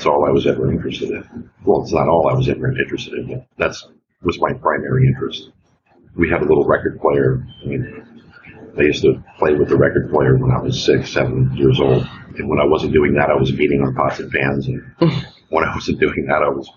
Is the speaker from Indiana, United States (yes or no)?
yes; Indianapolis, Indiana, United States; I was born in Indianapolis.